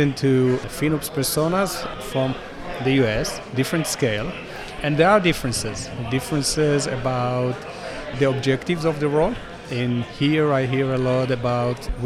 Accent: Tel Aviv, Tel Aviv District, Israel; I'm from Tel Aviv, Israel

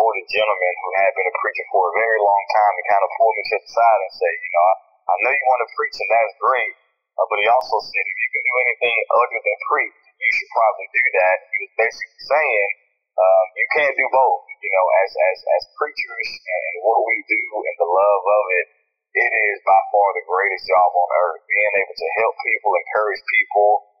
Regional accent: Columbus, Georgia, United States; also born or lived in Phenix City, Alabama; I was born and raised in Columbus, Georgia, in Phenix City, Alabama

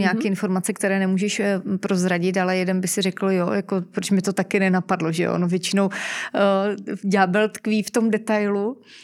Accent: Czechia; Jsme my Češi

